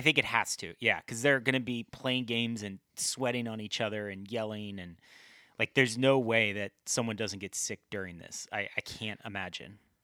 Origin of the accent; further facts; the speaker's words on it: Midwest, United States; we're both from the Midwest